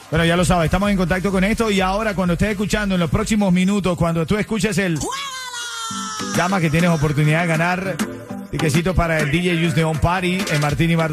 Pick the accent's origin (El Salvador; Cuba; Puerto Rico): Cuba; Soy cubano, hermano, yo los escucho.